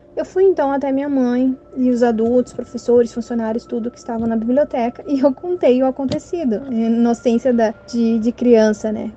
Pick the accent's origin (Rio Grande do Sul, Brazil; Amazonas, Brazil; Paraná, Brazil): Rio Grande do Sul, Brazil; Cachoeirinha; eu sou aqui da cidade de Cachoeirinha, região metropolitana de Porto Alegre, no estado do Rio Grande do Sul.